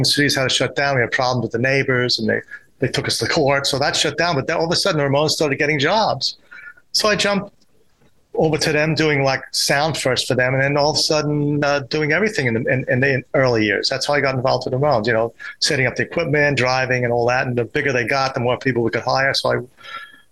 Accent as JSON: {"language": "English", "town": "New York City", "region": "New York", "country": "United States", "tie": "born or raised there", "said": "I grew up in Forest Hills"}